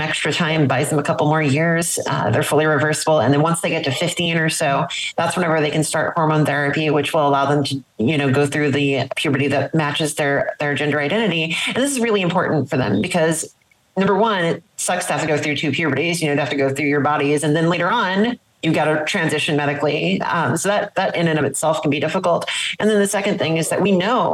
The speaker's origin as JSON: {"language": "English", "region": "South Louisiana", "country": "United States", "tie": "born or raised there", "said": "I grew up in South Louisiana in the 1990s"}